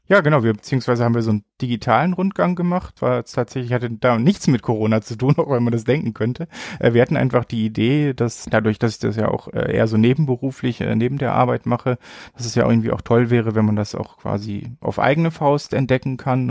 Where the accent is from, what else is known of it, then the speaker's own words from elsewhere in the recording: Bielefeld, North Rhine-Westphalia, Germany; moved away as an adult; now in Paderborn, Germany; Geboren bin ich tatsächlich in Bielefeld, bin dann so vor knapp 15 Jahren, glaube ich, fürs Studium nach Paderborn gezogen